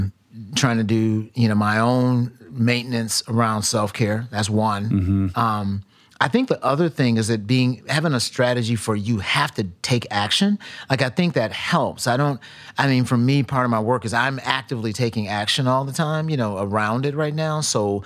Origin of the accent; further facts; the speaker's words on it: Milwaukee, Wisconsin, United States; matter of fact, I grew up in Milwaukee, right?